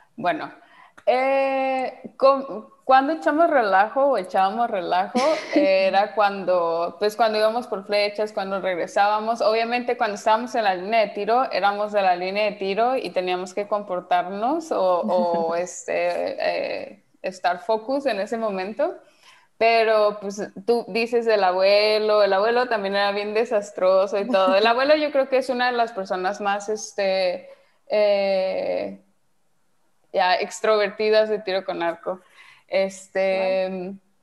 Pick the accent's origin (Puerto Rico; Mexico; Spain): Mexico; moved away as an adult; now in Netherlands; yo sigo siendo mexicana